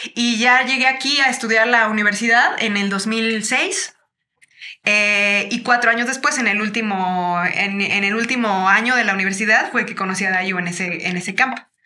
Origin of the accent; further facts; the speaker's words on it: Chiapas, Mexico; now in Mexico City, Mexico; nosotros crecimos en Chiapas